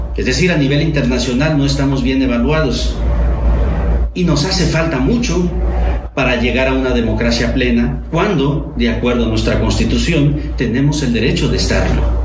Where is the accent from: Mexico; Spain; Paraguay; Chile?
Mexico; como Estado mexicano, todos quienes desempeñamos un cargo público